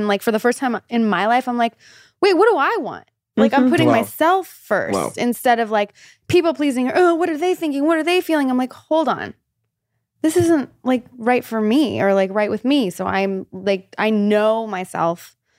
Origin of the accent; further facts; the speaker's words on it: North Hollywood, California, United States; In North Hollywood.